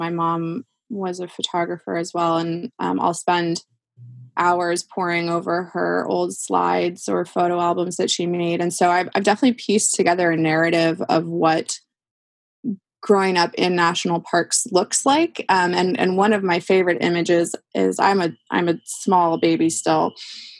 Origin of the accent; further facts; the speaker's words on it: New Mexico, United States; also born or lived in southwestern Wisconsin, United States; ended up moving to New Mexico when I was 2.5. And so I grew up in the Southwest, and so I'm a desert rat at heart